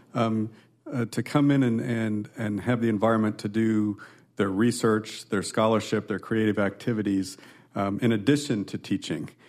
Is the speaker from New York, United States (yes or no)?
no; Nebraska, United States; moved away as an adult; also born or lived in California / Texas; now in Iowa, United States; I'm a Midwesterner, born and raised in Nebraska